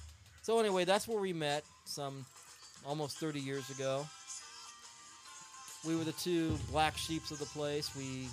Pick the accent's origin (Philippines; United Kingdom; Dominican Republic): Philippines; born there; I was born in the Philippines.